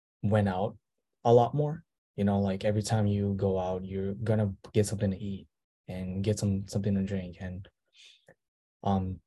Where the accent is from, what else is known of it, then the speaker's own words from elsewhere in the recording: Minnesota, United States; moved away as an adult; now in Seoul, South Korea; I'm from Minnesota